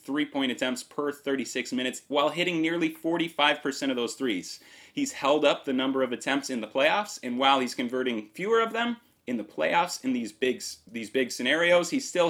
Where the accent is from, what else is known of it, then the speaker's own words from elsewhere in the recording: Milwaukee, Wisconsin, United States; my hometown